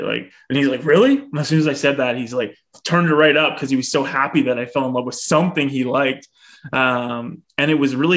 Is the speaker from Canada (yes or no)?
yes; a town outside of Bradford, Ontario, Canada; now in Barrie, Canada; I grew up in Ontario, just a town outside of Bradford, Ontario, which is about half hour north of Toronto.